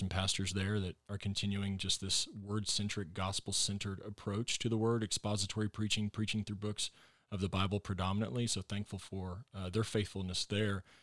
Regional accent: Texas, United States; moved away as an adult; also born or lived in Arkansas / Northwest Arkansas; I am a Texan

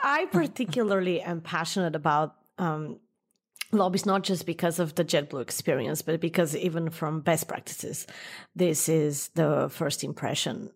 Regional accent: New York, United States; as a New Yorker

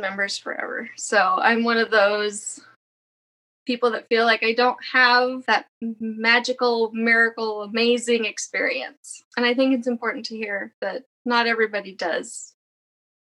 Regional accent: Arizona, United States; also born or lived in Virginia / Northern Alabama; now in Alabama, United States; We currently live in Northern Alabama, but I grew up in Arizona

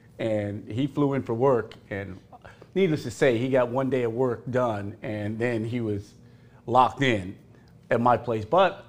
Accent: South Texas, United States; now in Dallas, United States; I'm from South Texas, so I love Mexican food.

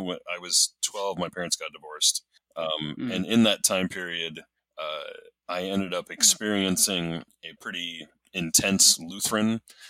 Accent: Minneapolis, Minnesota, United States; moved away as an adult; now in Spokane, United States; I grew up in the Minneapolis area in Minnesota

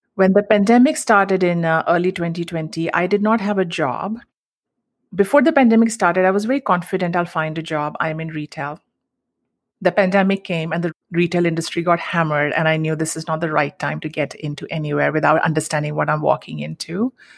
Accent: Mumbai, Maharashtra, India; moved away as an adult; now in United States; I grew up in Mumbai, and the Indian culture that I grew up in was all about savings

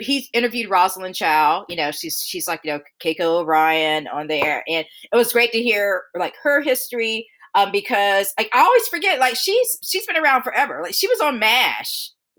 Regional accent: the South, United States; I am one generation out of segregation, born and raised in the South.

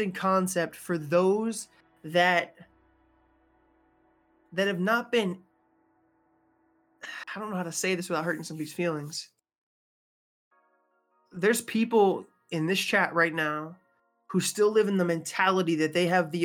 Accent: Massachusetts, New York, Northeast, United States; I'm a Northeastern, right? A New Englander. I was raised in Massachusetts, New York.

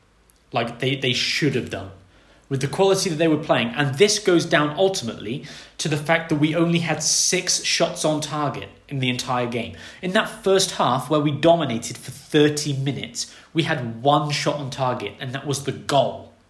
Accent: England, United Kingdom; I'm English

